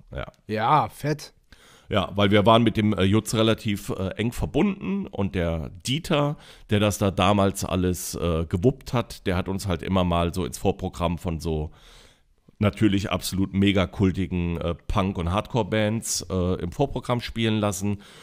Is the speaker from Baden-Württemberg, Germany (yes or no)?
no; Neuwied, Rhineland-Palatinate, Germany; also born or lived in Koblenz / Bendorf; bei Koblenz, die Stadt heißt Neuwied, ist nur so 12, 13 Kilometer entfernt. Bin also als Schengel geboren und als Neuwitter Scherja aufgewachsen